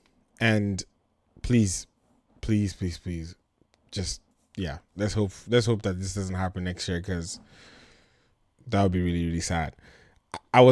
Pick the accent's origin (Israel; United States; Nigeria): Nigeria; born or raised there